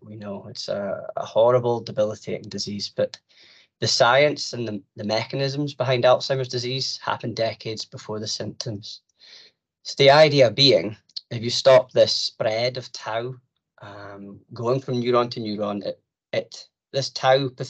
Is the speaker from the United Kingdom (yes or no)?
yes; Aberdeen, Scotland, United Kingdom; I'm from Aberdeen